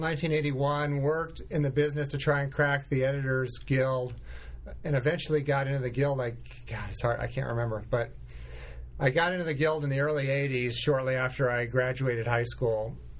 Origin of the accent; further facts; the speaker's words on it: Los Angeles, California, United States; also born or lived in Burbank; I grew up in the Hollywood Hills, was born in Burbank. L.A. native, one of the few and the proud.